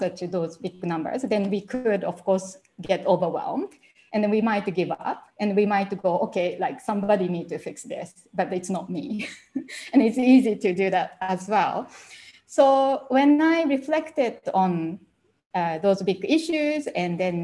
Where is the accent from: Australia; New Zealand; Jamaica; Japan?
Japan; English is a second language; moved away as an adult; I couldn't speak English when I left Japan at first